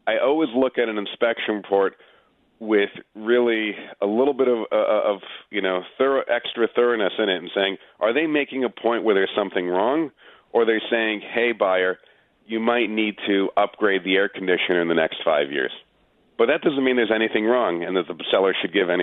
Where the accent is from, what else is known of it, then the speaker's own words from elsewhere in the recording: Long Island, New York, United States; moved away as an adult; also born or lived in Manhattan, New York; now in Westchester, United States; I grew up in Long Island, then I lived in Manhattan, and now I'm in Westchester